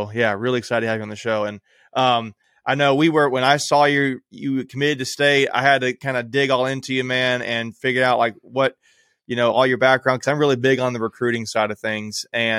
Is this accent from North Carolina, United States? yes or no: yes; New Bern, North Carolina, United States; I was born in New Bern.